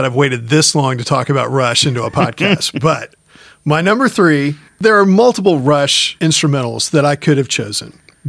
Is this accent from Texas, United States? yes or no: yes; Houston, Texas, United States; growing up in Houston, listening to an album rock station